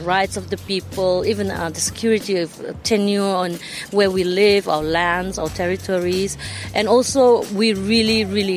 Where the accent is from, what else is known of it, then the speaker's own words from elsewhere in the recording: Sabah, Malaysia; I'm from the state of Sabah, Malaysia